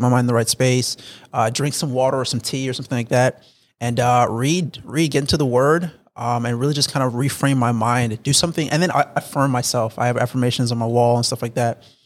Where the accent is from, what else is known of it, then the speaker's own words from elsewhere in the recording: South Florida, United States; moved away; I was raised in South Florida. I, I, I moved up to North Florida.